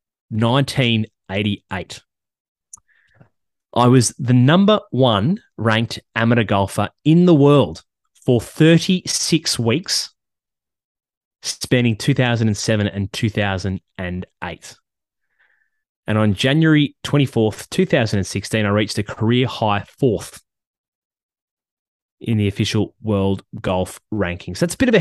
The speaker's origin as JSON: {"language": "English", "region": "California", "country": "United States", "tie": "born or raised there", "said": "Born in California. I'm not going to narrow it down because California is a big state. I was born in California."}